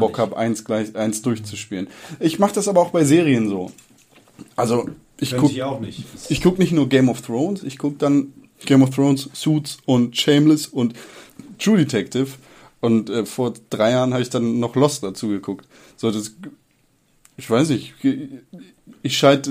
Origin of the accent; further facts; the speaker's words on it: Northern Germany, Germany; ich komme aus Norddeutschland und mein Leben lang in meiner Kindheit gab es in Norddeutschland jeden Sommer Regen.